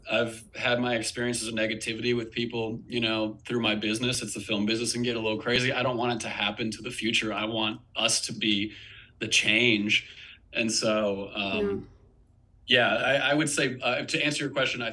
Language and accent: English; Wilmington, North Carolina, United States; moved away; I'm from Wilmington, North Carolina originally